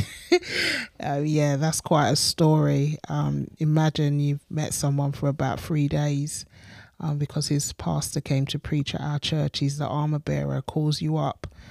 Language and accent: English; England, United Kingdom; moved away as an adult; to the church that I grew up